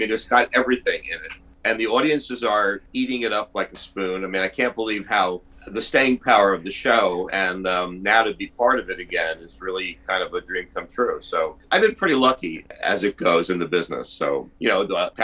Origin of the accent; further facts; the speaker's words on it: New Jersey, United States; I wound up in my small hometown in New Jersey